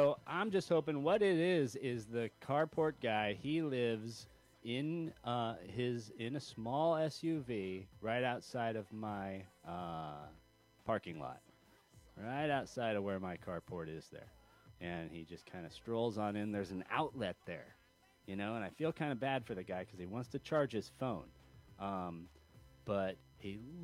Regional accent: California, United States; I'm a Californian

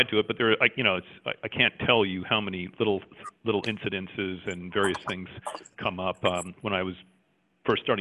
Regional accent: Canada; also born or lived in Jamaica; I was actually born in Jamaica, as you can tell by my thick Jamaican accent. and I grew up in Canada. I was only in Jamaica for a year

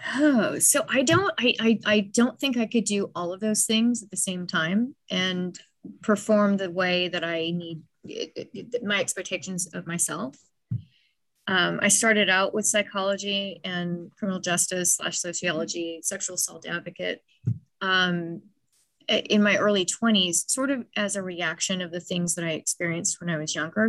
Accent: Dallas, Texas, United States; I grew up in Dallas, very judgmental place

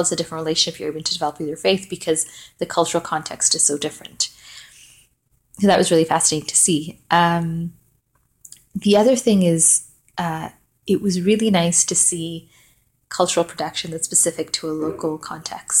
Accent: Malawi; also born or lived in Vancouver, Canada; I'm from Malawi, which is sort of close to South Africa, a few hours away.

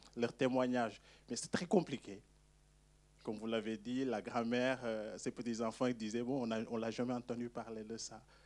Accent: Senegal; je suis sénégalais

